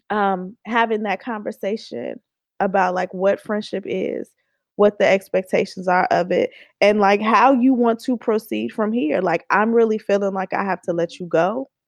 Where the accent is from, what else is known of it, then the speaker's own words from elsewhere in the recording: Oakland, California, United States; like, girl, like I'm from Oakland, okay?